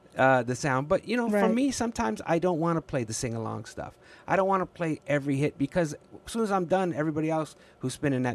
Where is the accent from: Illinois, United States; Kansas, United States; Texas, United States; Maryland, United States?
Illinois, United States; Chicago; growing up on the Southwest side and then the Northwest side